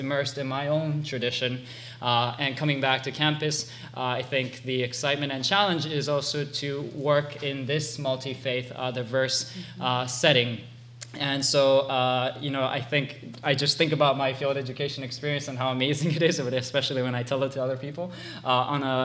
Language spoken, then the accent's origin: English; Hawaii, United States; moved away as an adult; also born or lived in Japan; I'm originally from Japan, but I grew up in Hawaii